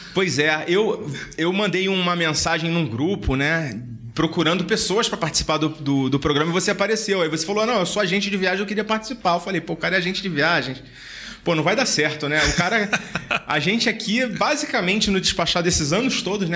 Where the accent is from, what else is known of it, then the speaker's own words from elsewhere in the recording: Rio de Janeiro, Brazil; now in São Paulo, Brazil; Eu sou do Rio